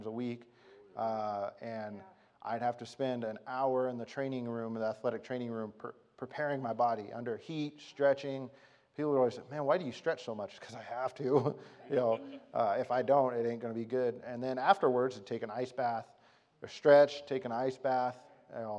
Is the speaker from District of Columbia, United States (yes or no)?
no; Arizona, United States; I was from Arizona